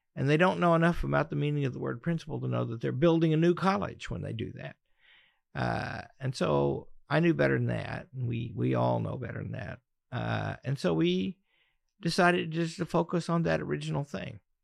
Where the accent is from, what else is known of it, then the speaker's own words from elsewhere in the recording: Pocahontas, Arkansas, United States; I grew up in Northeast Arkansas in the mighty metropolis of Pocahontas